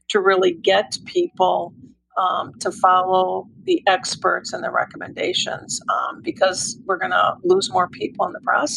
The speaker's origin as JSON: {"language": "English", "region": "Michigan", "country": "United States", "tie": "born or raised there", "moved": "yes", "lives_now": "Atlanta, United States", "said": "having been born and raised in Michigan, I live in Atlanta now"}